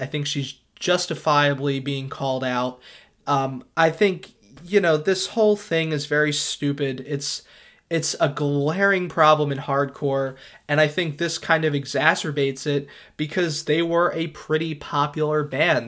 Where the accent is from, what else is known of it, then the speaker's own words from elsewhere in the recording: Philadelphia suburbs, Pennsylvania, United States; I come from the Philadelphia suburbs